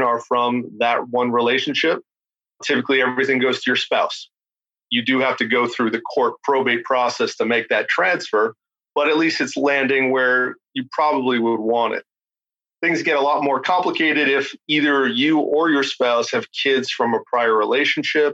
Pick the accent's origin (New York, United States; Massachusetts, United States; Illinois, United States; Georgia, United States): Massachusetts, United States; Beverly; moved away as an adult; also born or lived in Boston; now in Newburyport, United States; I'm from Beverly originally, but lived in Boston for a little over